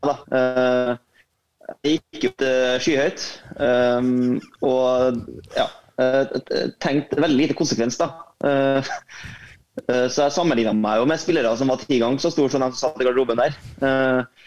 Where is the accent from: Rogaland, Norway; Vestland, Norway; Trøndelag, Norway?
Trøndelag, Norway; Trondheim; man, er fra den byen, eh, byen klubben spiller